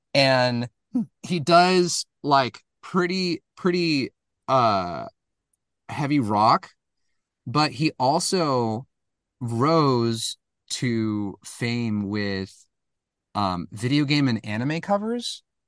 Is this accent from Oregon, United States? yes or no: yes; Portland, Oregon, United States; moved away as an adult; also born or lived in Los Angeles; I, I was from Portland